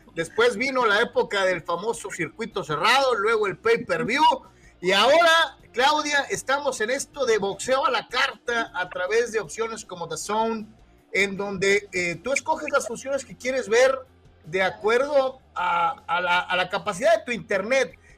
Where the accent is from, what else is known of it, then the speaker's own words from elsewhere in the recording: Guadalajara, Jalisco, Mexico; moved away; also born or lived in the US–Mexico border; hasta Guadalajara, Jalisco. Mi tierra